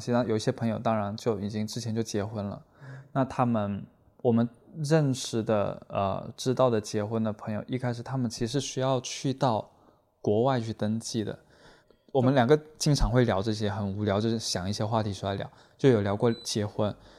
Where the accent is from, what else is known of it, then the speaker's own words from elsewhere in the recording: Guangdong, China; now in Guangzhou, China; 来自超上